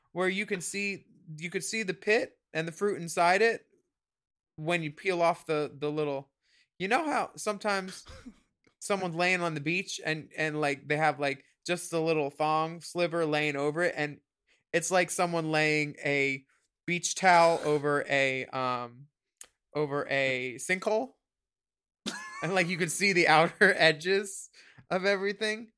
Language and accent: English; Philadelphia, Pennsylvania, United States; born or raised there